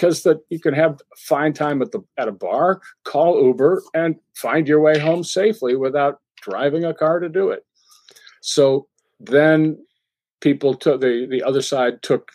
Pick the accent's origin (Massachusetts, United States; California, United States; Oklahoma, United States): Massachusetts, United States; I'm from Massachusetts